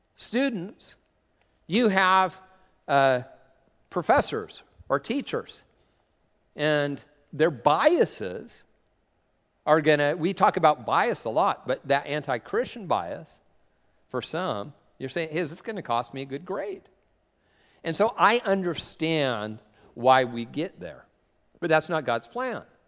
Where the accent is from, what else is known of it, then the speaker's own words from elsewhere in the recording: Tacoma, Washington, United States; I'm from Tacoma